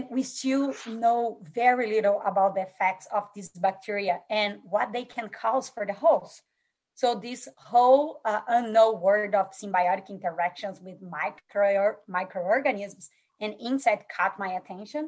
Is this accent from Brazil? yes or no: yes; Brazil; moved away; I grew up in Brazil, as I'm Brazilian